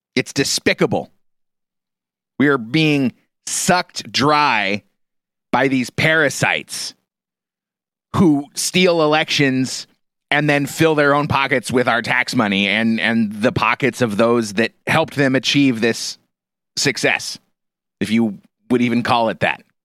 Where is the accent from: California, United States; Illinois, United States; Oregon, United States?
Oregon, United States; Portland; moved away as an adult; growing up in the Portland area